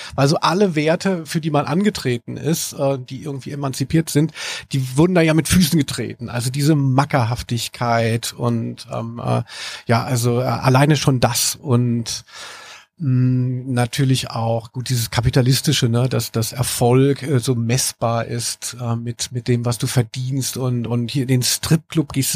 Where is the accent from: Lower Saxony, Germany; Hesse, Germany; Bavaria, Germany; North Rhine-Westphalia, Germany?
Hesse, Germany; Maintal; also born or lived in Frankfurt; also ich bin in Frankfurt geboren und äh, habe aber äh, gelebt in, bin aufgewachsen in der Nähe von Hanau-Maintal